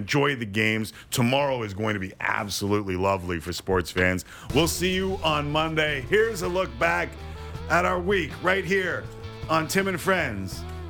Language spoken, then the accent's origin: English; Canada; and I'm Canadian.